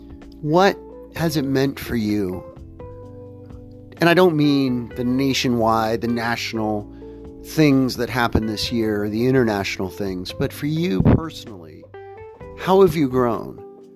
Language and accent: English; Central Time Zone, United States; moved away; I grew up in the Central Time Zone